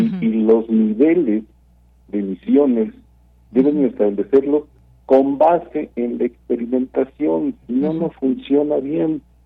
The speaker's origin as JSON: {"language": "Spanish", "country": "Mexico", "said": "como ciudadano, como mexicano"}